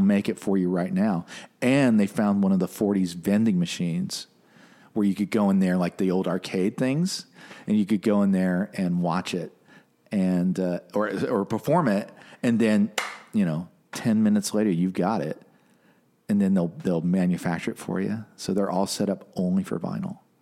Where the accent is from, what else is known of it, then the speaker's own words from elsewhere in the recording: Detroit, Michigan, United States; growing up in Motor City